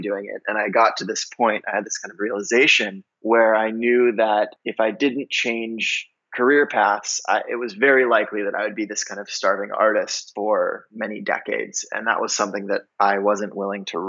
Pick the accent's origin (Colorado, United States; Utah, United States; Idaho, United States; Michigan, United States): Colorado, United States; Durango; I'm originally from Durango, Colorado, a small little mountain town in southwestern corner of the state.